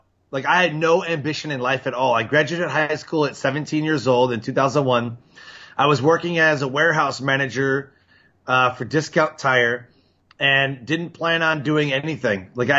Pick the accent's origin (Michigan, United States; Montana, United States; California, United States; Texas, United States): Michigan, United States; Detroit; born there; Yeah, I was born in Detroit at Holy Cross Hospital. Oh, and, you know, we lived there for a couple of years.